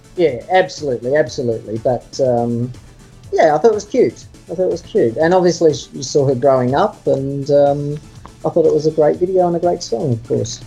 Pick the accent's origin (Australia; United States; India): Australia; Sydney, New South Wales; I'm from Sydney, I was living in Sydney at the time.